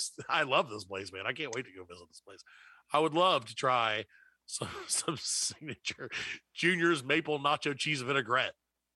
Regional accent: the South, United States; We're from the South.

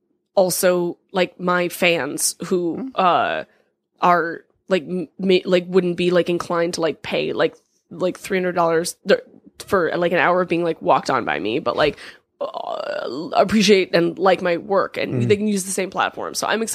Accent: California, United States; I'm from California, so I know.

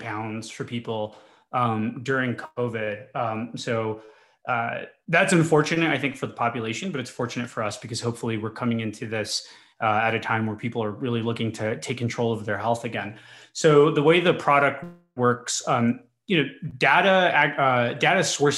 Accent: El Paso, Texas, United States; So I'm from the border. I'm from El Paso, Texas, and I grew up in a Hispanic family

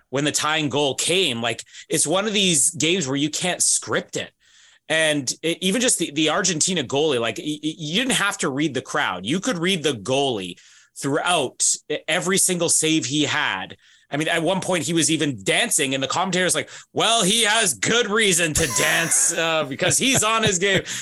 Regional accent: Canada; even as a Canadian

